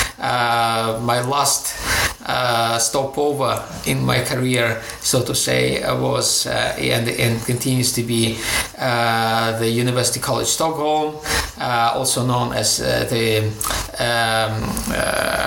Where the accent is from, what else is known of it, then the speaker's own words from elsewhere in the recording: Ukraine; moved away as an adult; also born or lived in Greece / Durham, United Kingdom / Moscow, Russia; So my background is Ukrainian. I was born in Ukraine. I'm a Ukrainian citizen, but I've been working for most of my time outside of Ukraine.